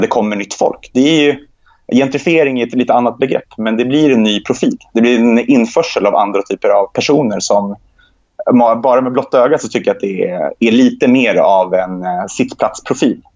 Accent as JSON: {"language": "Swedish", "country": "Sweden", "tie": "born or raised there", "said": "Jag är inte uppvuxen i Gaza, vi är uppvuxen i, i Sverige"}